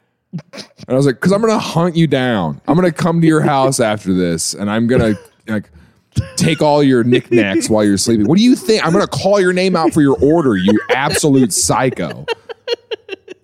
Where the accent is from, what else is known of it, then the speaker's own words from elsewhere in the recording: Mount Vernon, United States; I grew up in Mount Vernon